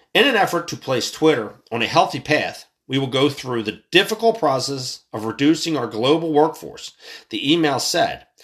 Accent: United States; I'm an American citizen

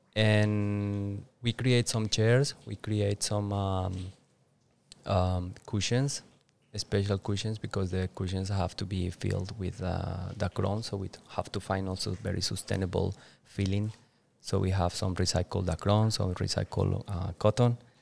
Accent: Duitama, Boyacá, Colombia; English is a second language; moved away as an adult; now in Bali, Indonesia; my hometown, with Duitama.

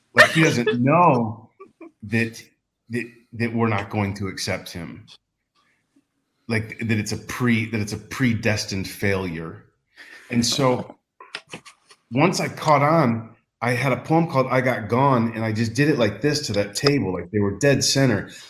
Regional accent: Texas, United States; now in Porto, Portugal; a gay kid growing up in Texas

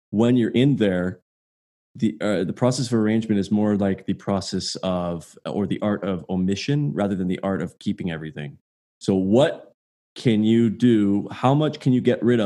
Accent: Quebec, Canada; also born or lived in Ottawa; I grew up in Quebec

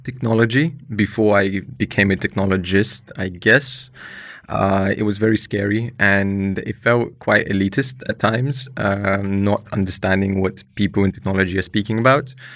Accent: London, United Kingdom; moved away as an adult; also born or lived in Ukraine / Croatia; I'm a immigrant from Ukraine. I grew up in London, moved there when I was seven

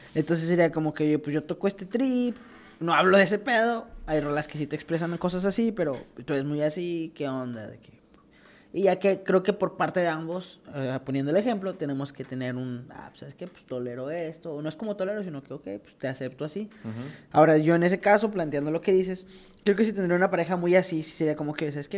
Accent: Mexico; moved away; soy de México y no he visto a mi familia

